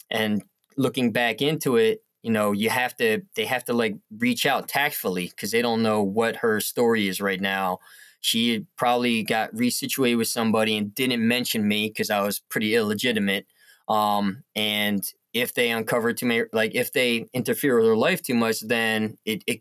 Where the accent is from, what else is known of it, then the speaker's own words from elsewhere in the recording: Northwest New Jersey, United States; moved away as an adult; also born or lived in South Korea; now in Philadelphia, United States; I grew up in a very non-diverse um, area in in um, Northwest Jersey, and um, you know that it was kind of wild what our family did. We also they also adopted me a younger brother and sister when I was seven from India.